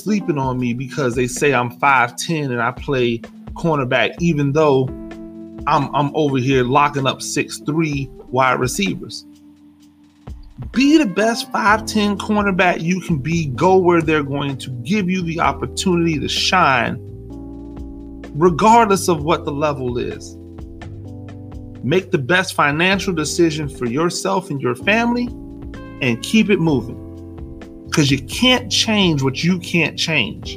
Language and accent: English; United States; as an American, cocky, arrogant American